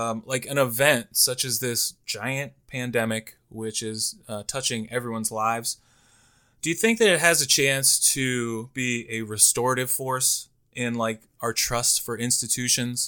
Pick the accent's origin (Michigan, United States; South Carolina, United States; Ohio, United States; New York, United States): Ohio, United States; Canfield; growing up in Canfield